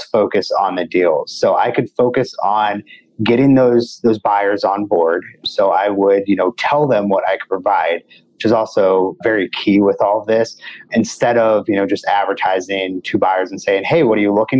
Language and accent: English; St. Louis, Missouri, United States; I'm from St. Louis, right here in your home market.